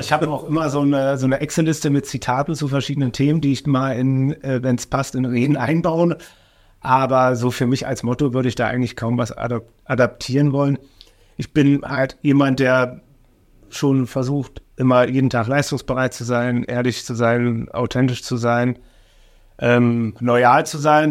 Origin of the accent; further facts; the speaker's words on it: Oranienburg, Brandenburg, Germany; also born or lived in Gera; ich bin aufgewachsen in der Mittelstraße, in der Platte.